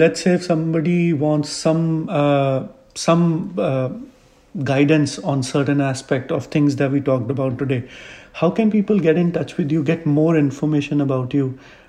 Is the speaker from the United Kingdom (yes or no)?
no; Chandigarh, India; That's my hometown.